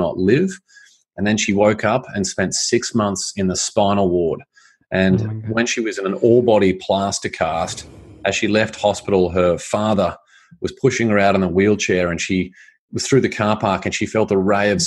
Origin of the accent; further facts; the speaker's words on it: Australia; I grew up in Australia.